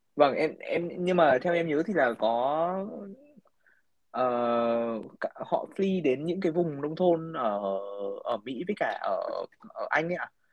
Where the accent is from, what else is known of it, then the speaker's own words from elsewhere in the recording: Hưng Yên, Vietnam; now in United States; ở quê em chẳng hạn như ở em ở Hưng Yên